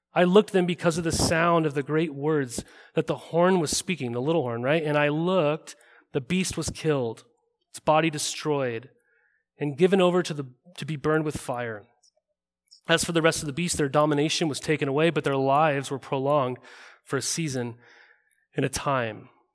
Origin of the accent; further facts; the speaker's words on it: Montana, United States; now in Oregon, United States; I grew up in Montana.